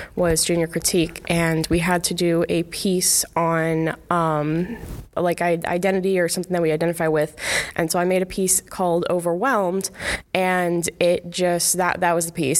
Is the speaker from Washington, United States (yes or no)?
no; Galesburg, Illinois, United States; I grew up in the Galesburg and Watauga area